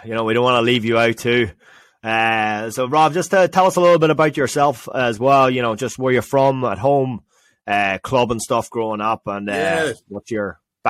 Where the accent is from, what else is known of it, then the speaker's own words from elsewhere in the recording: Ireland; especially as Irish people. You know, we're always looking for that, you know.